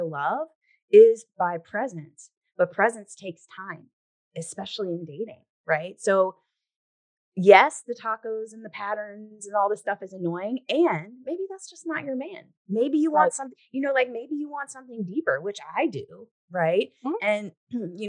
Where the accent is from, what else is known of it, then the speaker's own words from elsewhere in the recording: the South, United States; I grew up in the South, you know, where there's a lot of, you know, that type of cultural stuff there.